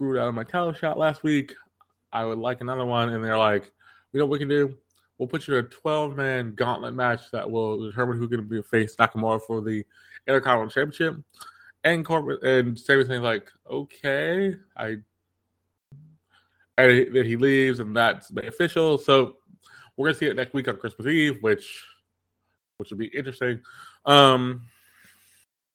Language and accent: English; Atlanta, Georgia, United States; Atlanta, my hometown